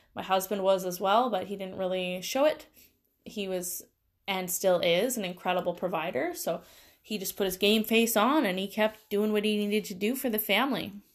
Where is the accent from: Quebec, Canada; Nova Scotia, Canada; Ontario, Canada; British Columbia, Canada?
British Columbia, Canada; Langley; I grew up in the Lower Mainland here in B C, and I moved around a ton when I was young.